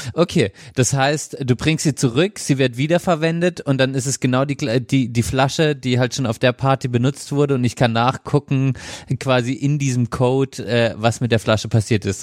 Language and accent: German; Freiburg, Baden-Württemberg, Germany; bei uns in Freiburg